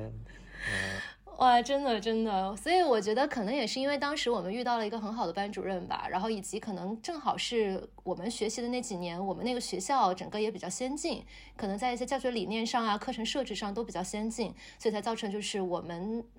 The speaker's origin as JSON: {"language": "Chinese", "town": "Shenzhen", "region": "Guangdong", "country": "China", "tie": "born or raised there", "moved": "yes", "said": "我在深圳长大"}